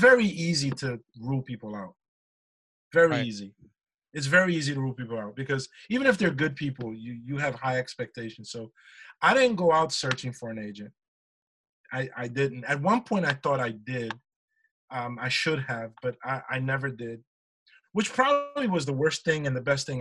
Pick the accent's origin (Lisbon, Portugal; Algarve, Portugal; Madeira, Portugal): Lisbon, Portugal; Almada; now in United States; my hometown in Portugal, in Almada.